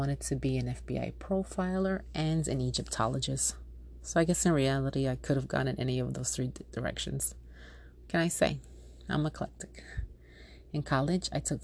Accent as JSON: {"language": "English", "region": "New York", "country": "United States", "tie": "born or raised there", "also_born_or_lived": "Yonkers, New York / Colombia (ancestry)", "moved": "as an adult", "lives_now": "South Florida, United States", "said": "I was born and raised in New York. My family comes from Colombia, and I'm first generation born in the States."}